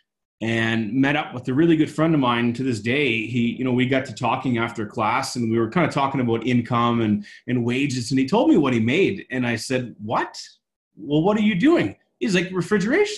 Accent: Halifax, Nova Scotia, Canada; moved away as an adult; I'm originally from Halifax, Nova Scotia

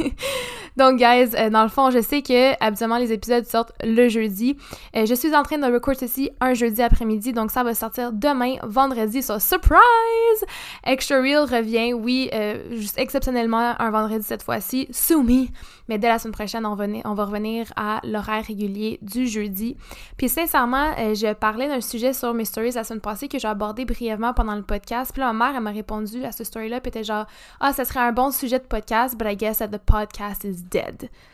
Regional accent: Montreal, Quebec, Canada; moved away as an adult; now in Sherbrooke, Canada; je viens de Montréal ou HEC

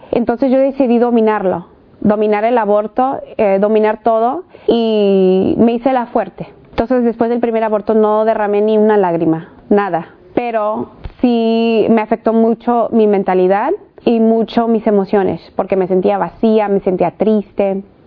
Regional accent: California, United States; nacida en los Estados Unidos, en el estado de California, de papás mexicanos

